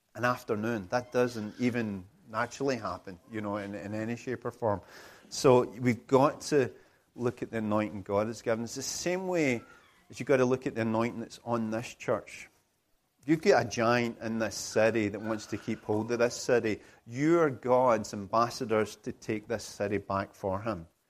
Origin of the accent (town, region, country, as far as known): United Kingdom